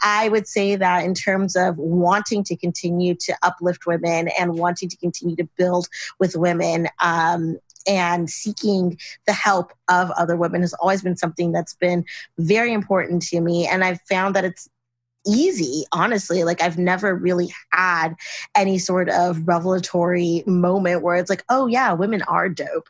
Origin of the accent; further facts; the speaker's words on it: Los Angeles, California, United States; moved back to LA, which is my hometown